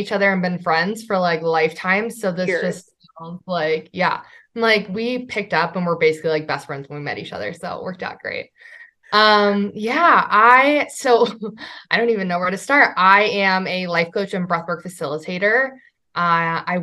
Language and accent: English; Midwest, United States; I grew up in the Midwest and grew up in the standard, like, got to work the 9-to-5 job.